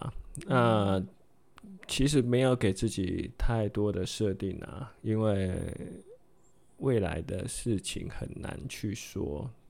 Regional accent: Taipei, Taiwan; also born or lived in Chiayi; 因为我在北投生活，我在北投长大。

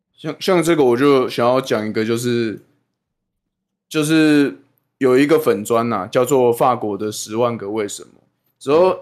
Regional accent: Taiwan; 我们台湾本人在地人

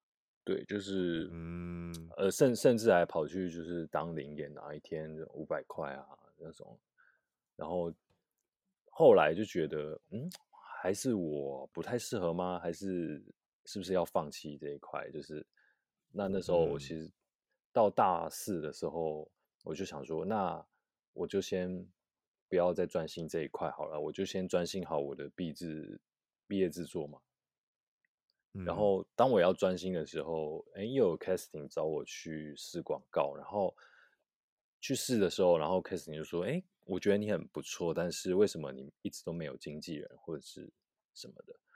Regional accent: Taipei, Taiwan; 就是台北，

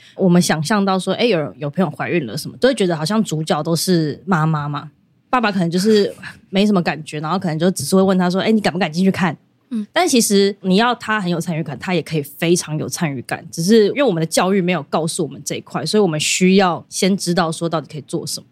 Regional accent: Taipei, Taiwan; also born or lived in Shenkeng; 因为我们都是台北人

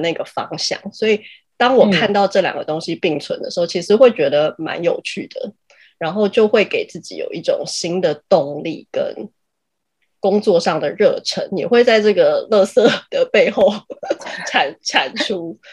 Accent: Taiwan; 我们就是台湾哦。人

